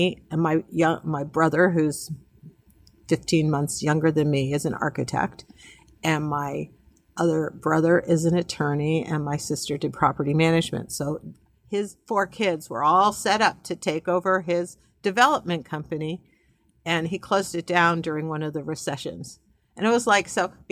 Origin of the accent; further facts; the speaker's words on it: New England, United States; moved away as an adult; also born or lived in Dallas; I came from New England, you know, as a Yankee